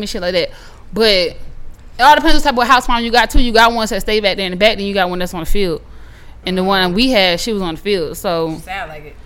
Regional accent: South Carolina, United States; also born or lived in Charlotte; my city in South Carolina

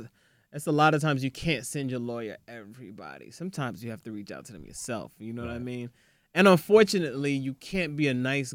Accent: Nigeria; Yeah, I'm Nigerian.

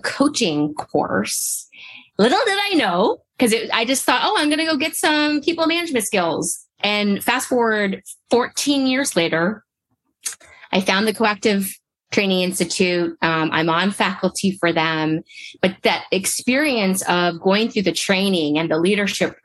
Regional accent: Canada; I'm originally from Canada

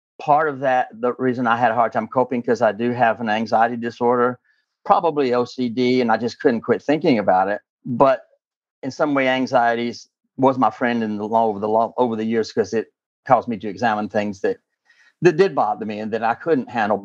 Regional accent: southern Alabama, United States; moved away as an adult; now in Alexandria, United States; I'm originally from the Deep South. I'm that little part of Alabama that hangs down between Mississippi and Florida on the Gulf Coast. That's where I'm from originally

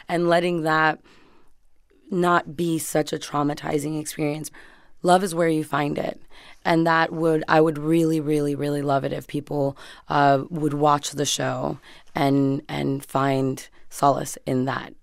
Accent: Hialeah, Florida, United States; moved away as an adult; now in Los Angeles, United States; we grew up in Hialeah

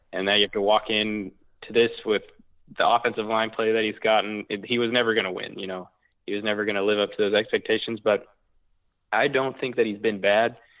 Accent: Oklahoma, United States; I grew up in Oklahoma

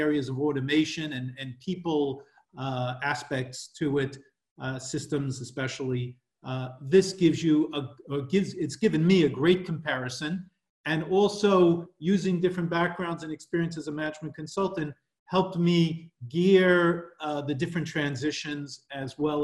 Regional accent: New York, United States; moved away as an adult; now in Paris, France; I'm originally from New York, but I've been working internationally for over 20 years now, currently living in Paris

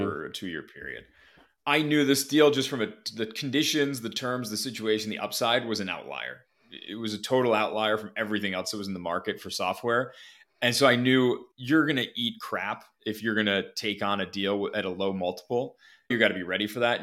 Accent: Minneapolis, Minnesota, United States; moved away as an adult; also born or lived in Ohio; I, I grew up in Minneapolis, went to school in Ohio

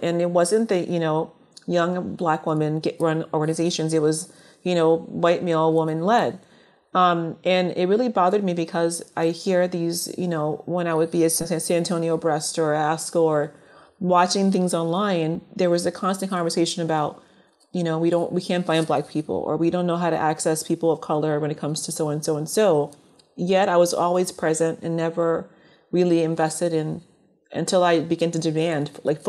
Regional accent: Liberia; born there; moved away; I'll be honest, being that I was born in Liberia and immigrated here, I didn't think of color as being an issue at first.

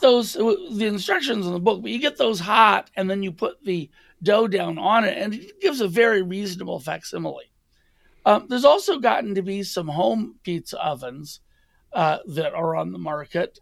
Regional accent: Los Angeles, California, United States; I grew up in the United States, and my first pizza was a chain pizza from Shakey's in L

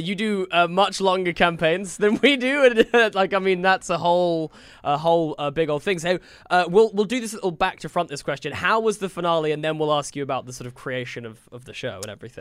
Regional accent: United Kingdom; I feel like as a British person

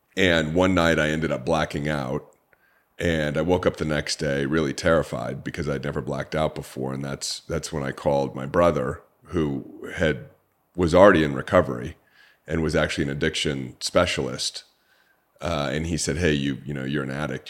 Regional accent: Orange County, California, United States; I grew up in Orange County, California, an upper middle class family

